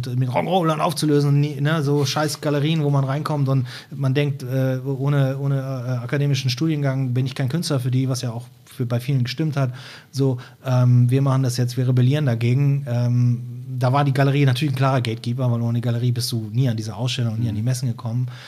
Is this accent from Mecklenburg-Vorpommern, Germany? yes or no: no; Brühl, North Rhine-Westphalia, Germany; also born or lived in Cologne; now in Hamburg, Germany; ich bin in Köln geboren und bin in einer Kleinstadt bei Köln aufgewachsen, die heißt Brühl